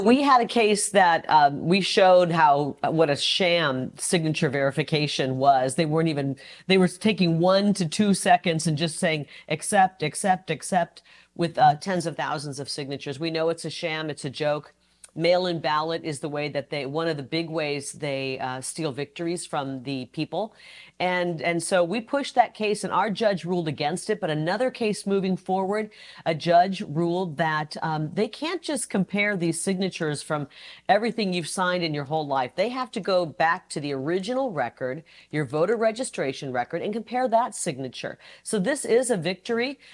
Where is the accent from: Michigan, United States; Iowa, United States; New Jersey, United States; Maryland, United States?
Iowa, United States; moved away; I'm from Iowa. I'm the youngest of nine